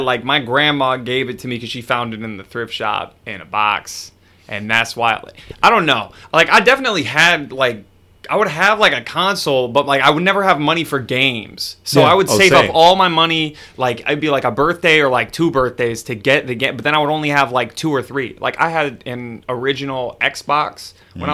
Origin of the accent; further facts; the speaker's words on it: Canton, Michigan, United States; now in New York, United States; I'm like from Canton, which is a suburb of Detroit